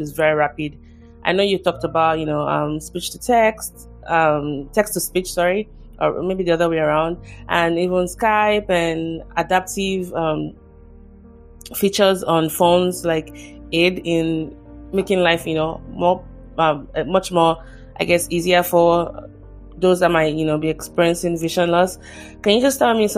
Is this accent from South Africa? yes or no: no; Nigeria; now in United States; I'm originally from Nigeria, and my country still has a long way